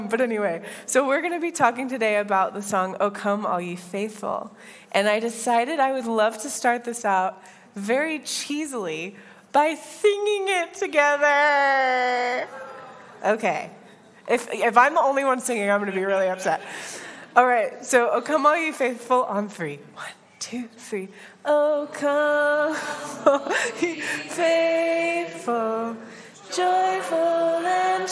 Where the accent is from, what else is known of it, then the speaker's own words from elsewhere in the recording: United States; moved away as an adult; now in Northern Ireland; as an American